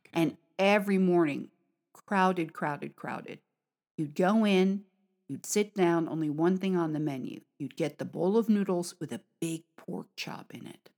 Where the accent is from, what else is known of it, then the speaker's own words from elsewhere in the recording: United States; now in China; from America